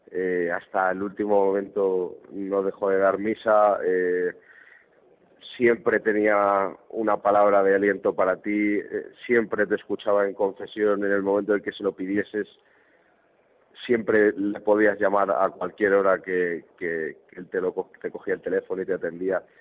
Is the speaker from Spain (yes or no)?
yes; Extremadura, Spain; un ambiente muy joven en, mi pueblo, en Extremadura, muchos, cantos